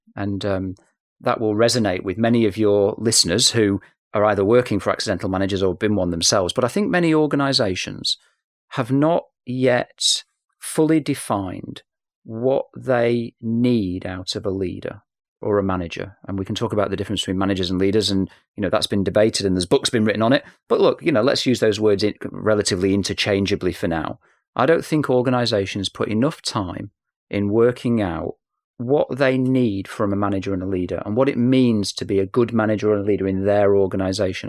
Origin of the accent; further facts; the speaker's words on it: Manchester, North West England, United Kingdom; accent: English; I am from Manchester, so police interviews were a part of my youth